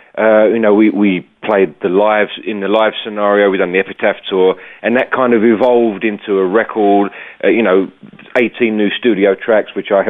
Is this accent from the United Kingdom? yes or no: yes; United Kingdom; being a Brit